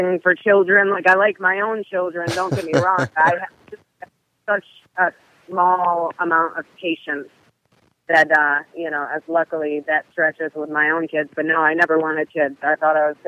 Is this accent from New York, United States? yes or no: yes; Western New York, United States; I came from Western New York, where it's a small town, and I was raised in a middle-class Christian household